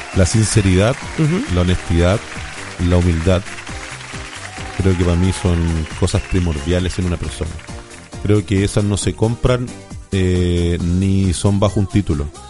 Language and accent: Spanish; Biobío, Chile; lugares maravillosos en mi país. Eh, amo la décima novena región, me encanta el sur de Chile